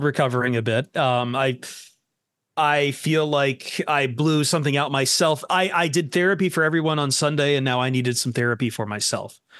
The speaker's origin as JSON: {"language": "English", "town": "Toledo", "region": "Ohio", "country": "United States", "said": "I'm from Toledo"}